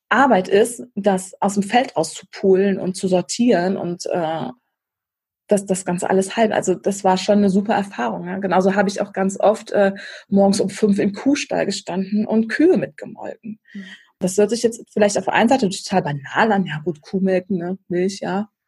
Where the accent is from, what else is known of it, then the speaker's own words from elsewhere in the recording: Krefeld, North Rhine-Westphalia, Germany; also born or lived in Hamburg; dann bin ich irgendwann noch wieder zurück äh, nach Krefeld gegangen, in meinen Heimatort, weil mir die Familienverbundenheit dann da oben so ein bisschen fehlte.